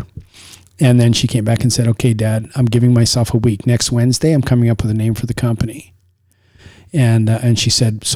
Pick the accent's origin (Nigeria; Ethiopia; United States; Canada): Canada; Saskatchewan; I was raised in Saskatchewan